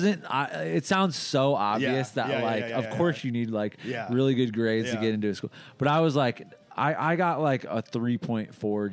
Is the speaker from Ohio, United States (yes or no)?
yes; Ohio, United States; I'm from Ohio